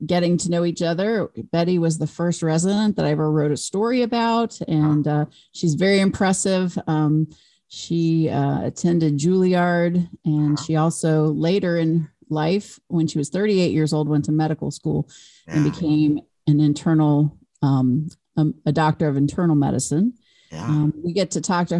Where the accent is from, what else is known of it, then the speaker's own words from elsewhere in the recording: Pennsylvania, United States; I'm from Pennsylvania